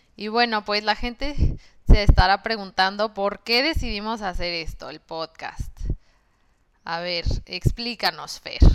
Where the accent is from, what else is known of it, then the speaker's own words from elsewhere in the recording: Mexico; moved away as an adult; now in Melbourne, Australia; de México